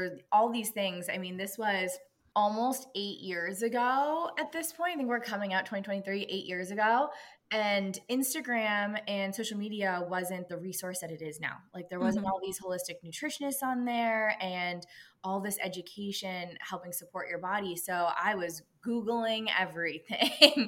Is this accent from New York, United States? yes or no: no; Pittsburgh, Pennsylvania, United States; now in Los Angeles, United States; I'm originally from Pittsburgh, Pennsylvania, now living